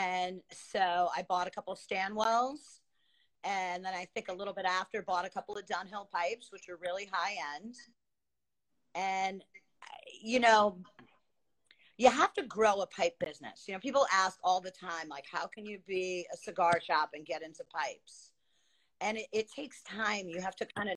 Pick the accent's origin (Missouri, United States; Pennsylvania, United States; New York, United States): New York, United States; Long Island; moved away as an adult; now in Queensbury, United States; I grew up on Long Island, lived on Long Island. I moved up to the Adirondacks, to the Lake George area, Queensbury.